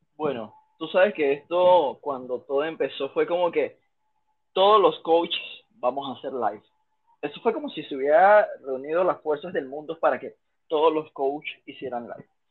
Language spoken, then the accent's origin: Spanish; Panama; first language Spanish; also born or lived in China; panameño, panameño soy yo